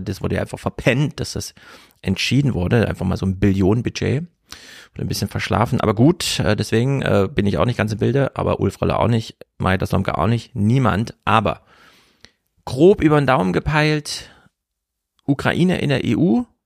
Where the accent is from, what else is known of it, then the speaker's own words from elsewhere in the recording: Germany; als Deutsche